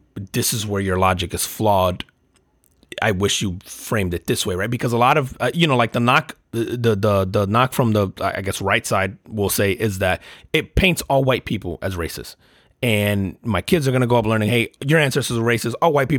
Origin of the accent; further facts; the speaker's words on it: Puerto Rico; as a Puerto Rican, right? Like, as an American, as a Puerto Rican